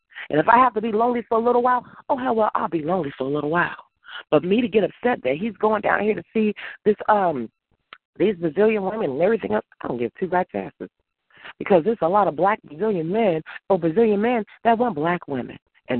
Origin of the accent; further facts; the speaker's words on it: Mississippi, United States; also born or lived in New Jersey; now in Chicago, United States; You know, I grew up in Mississippi. I live in Chicago or I live in the Chicago area. And there's a difference.